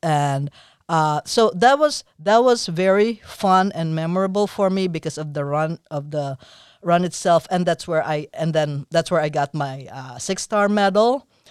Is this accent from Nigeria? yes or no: no; Philippines; moved away; I'm from the Philippines, so I had my sis-, sister.